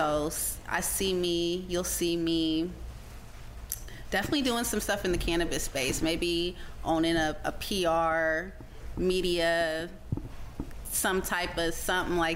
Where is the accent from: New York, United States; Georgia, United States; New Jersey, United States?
Georgia, United States; Marietta; now in Seattle, United States; I grew up in Georgia